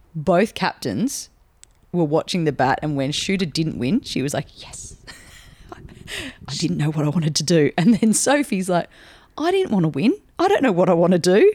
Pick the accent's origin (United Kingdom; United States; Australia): Australia; as an Australian public